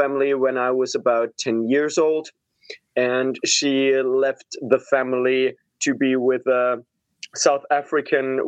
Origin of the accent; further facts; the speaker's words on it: Pforzheim, Baden-Württemberg, Germany; I'm originally from Germany. So I was born in Pforzheim, which is close to Stuttgart in the south of Germany.